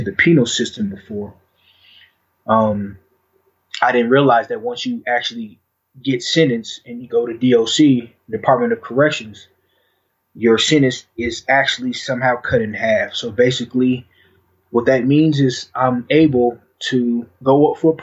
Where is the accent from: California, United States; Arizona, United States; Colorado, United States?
Colorado, United States; Denver; I was born and raised in Denver, Colorado, in a Five Point.